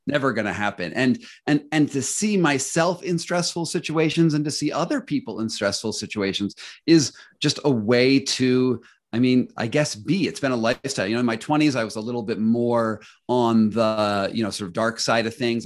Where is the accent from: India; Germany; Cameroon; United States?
United States; as an American